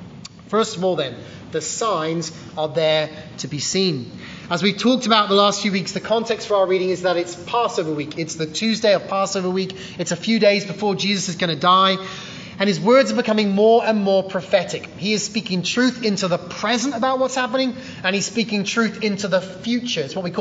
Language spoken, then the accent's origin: English; England, United Kingdom; Now, growing up in England, one of the worst seasons of the year is, of course, winter.